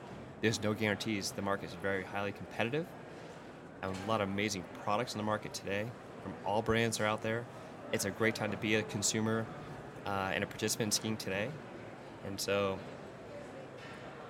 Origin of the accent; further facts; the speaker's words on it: East Coast, United States; moved away; growing up in the East Coast, for so many years ski racing